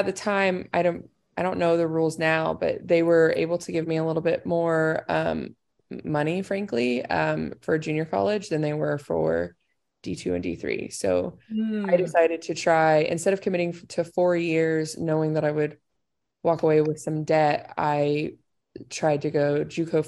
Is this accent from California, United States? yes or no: no; Indiana, United States; moved away as an adult; also born or lived in Southern Illinois; I'm from Indiana